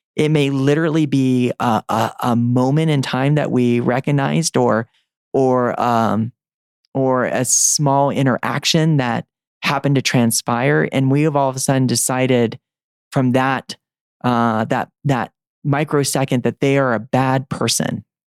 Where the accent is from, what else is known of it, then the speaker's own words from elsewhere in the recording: the South, United States; I was growing up in the South